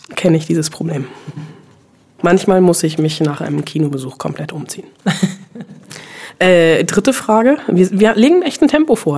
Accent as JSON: {"language": "German", "town": "Bonn", "region": "North Rhine-Westphalia", "country": "Germany", "tie": "born or raised there", "said": "Ich bin in Bonn groß geworden."}